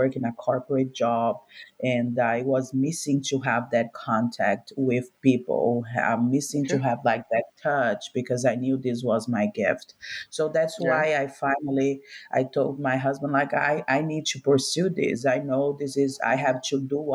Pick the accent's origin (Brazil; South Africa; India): Brazil; moved away as an adult; now in United States; I'm originally from Brazil. And when I first moved to America about like 5-6 years ago